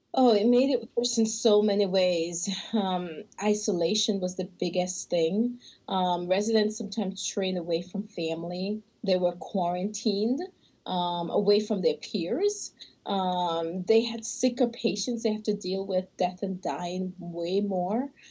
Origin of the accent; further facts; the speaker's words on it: Michigan, United States; we're from Michigan